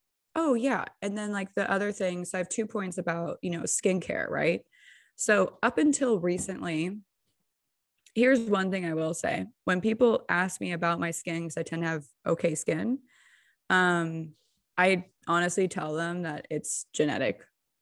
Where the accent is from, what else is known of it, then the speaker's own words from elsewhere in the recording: California, United States; Especially being like a Californian, you get so much pressure about plastic surgery, right?